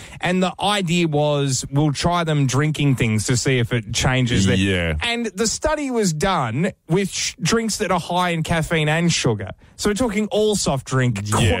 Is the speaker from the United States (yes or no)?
no; Victoria, Australia; also born or lived in Australian Capital Territory; now in Canberra, Australia; as a Victorian, I was born in Victoria.